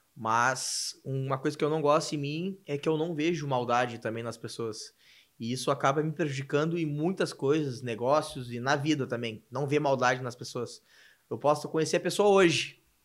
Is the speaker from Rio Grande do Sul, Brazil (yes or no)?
yes; Cidreira, Rio Grande do Sul, Brazil; now in Porto Alegre, Brazil; pra mim é o meu porto seguro é cidreira é a cidade onde minha mãe mora, onde tem meus amigos, onde me criei.